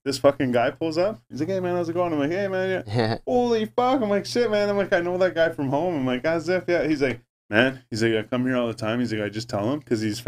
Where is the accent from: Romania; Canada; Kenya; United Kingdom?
Canada; we're Canadian